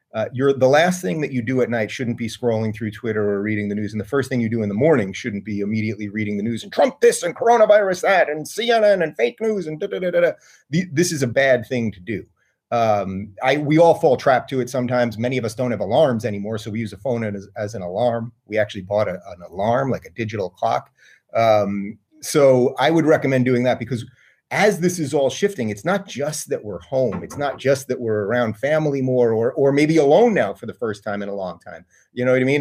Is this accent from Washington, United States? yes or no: no; Syosset, New York, United States; moved away; I grew up in Saas at Long Island.